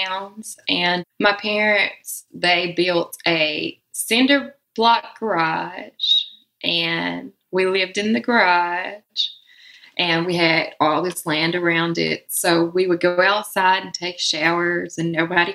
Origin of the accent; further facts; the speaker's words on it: Memphis, Tennessee, United States; also born or lived in Brooklyn, New York; now in Humboldt, Tennessee / Brooklyn, New York, United States; I still call Memphis home